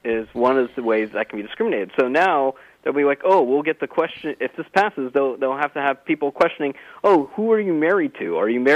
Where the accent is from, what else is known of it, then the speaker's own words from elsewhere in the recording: United States; as a second-generation person in the U.S.